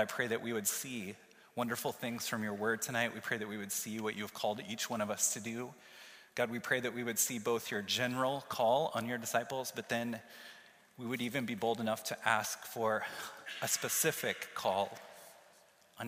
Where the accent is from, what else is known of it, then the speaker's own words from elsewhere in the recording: Kansas City, Missouri, United States; moved away as an adult; now in Iowa City, United States; I lived in my hometown of Kansas City, Missouri for 22 years